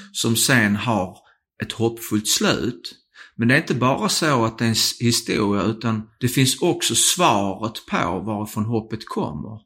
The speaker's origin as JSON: {"language": "Swedish", "region": "Skåne", "country": "Sweden", "accent": "bred skånska (broad Scanian)", "said": "om jag pratar bred skånska"}